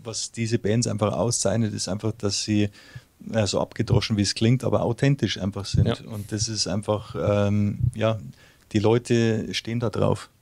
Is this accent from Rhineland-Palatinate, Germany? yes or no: no; Munich, Bavaria, Germany; first language German; moved away as an adult; also born or lived in Uzwil, Switzerland; now in Switzerland; ich bin ja im Raum München aufgewachsen